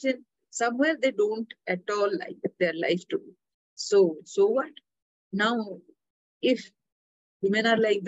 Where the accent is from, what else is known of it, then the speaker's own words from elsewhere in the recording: Odisha, India; I'm from Orissa